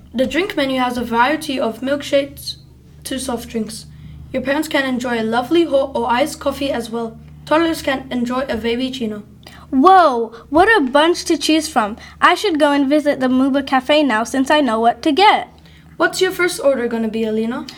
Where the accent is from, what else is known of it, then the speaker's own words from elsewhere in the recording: Pakistan; I'm from Pakistan